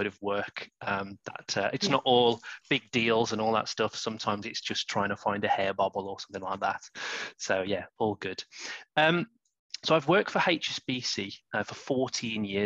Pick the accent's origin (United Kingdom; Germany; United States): United Kingdom; West Midlands; I'm from the West Midlands, and I'm sure that accent is coming through loud and clear